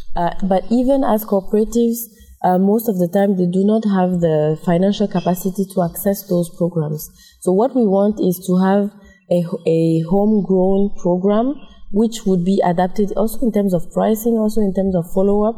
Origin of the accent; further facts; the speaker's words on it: Togo; now in Congo; I'm from Togo, but I live and work in Congo.